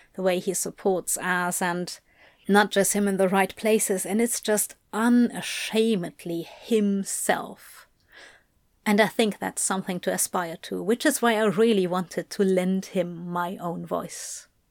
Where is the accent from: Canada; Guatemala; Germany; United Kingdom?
United Kingdom; I am a Brit